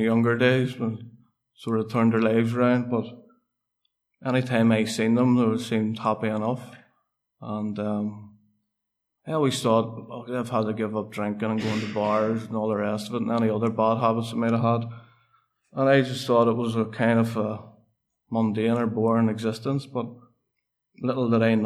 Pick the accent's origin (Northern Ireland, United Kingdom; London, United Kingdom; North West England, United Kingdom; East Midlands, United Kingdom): Northern Ireland, United Kingdom; Portadown; I am from Portadown and grew up in a housing estate